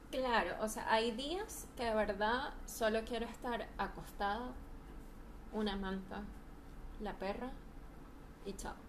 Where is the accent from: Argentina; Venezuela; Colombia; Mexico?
Venezuela; moved away as an adult; now in Chile; me viví, me crié en Venezuela hasta los 27 años. Tengo ya tres años aquí en Chile.